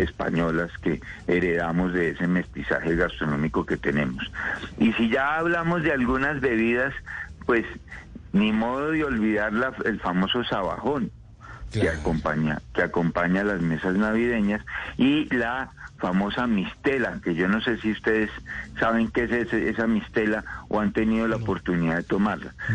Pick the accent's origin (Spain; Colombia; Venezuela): Colombia